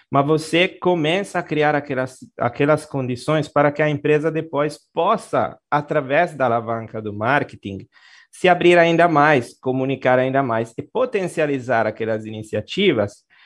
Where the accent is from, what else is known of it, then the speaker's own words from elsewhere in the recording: Genoa, Liguria, Italy; accent: Italian; Portuguese is a second language; moved away as an adult; now in Brazil; Em Gênova, Gênova, Gênova, é a minha cidade